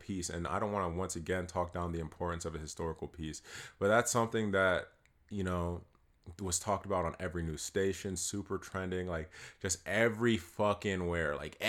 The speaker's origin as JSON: {"language": "English", "region": "East Coast", "country": "United States", "said": "I'm from the East Coast"}